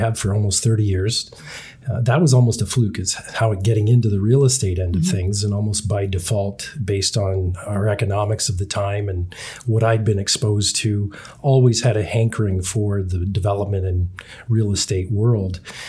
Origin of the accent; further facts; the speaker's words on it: Canada; Again, I think just because we are Canadian and we were so exposed to it as kids